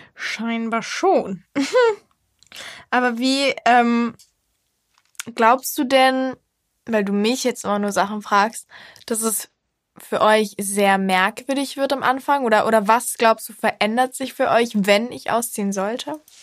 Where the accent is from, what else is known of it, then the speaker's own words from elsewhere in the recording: Cologne, North Rhine-Westphalia, Germany; ich komme aus Köln